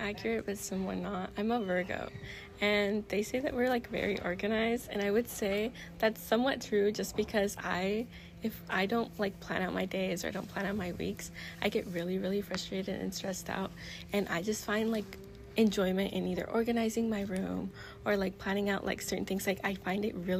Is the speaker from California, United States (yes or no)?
yes; Rialto, California, United States; I'm from Rialto, California